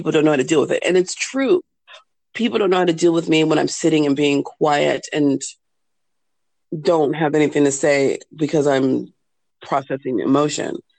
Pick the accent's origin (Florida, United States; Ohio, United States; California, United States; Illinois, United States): California, United States; moved away as an adult; now in Germany; in the States, in California, where I'm from